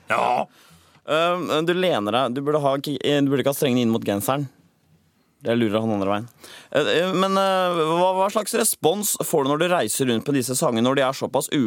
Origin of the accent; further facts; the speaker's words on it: Iceland; now in Norway; Jeg er ikke født på Island. Jeg er født i Island.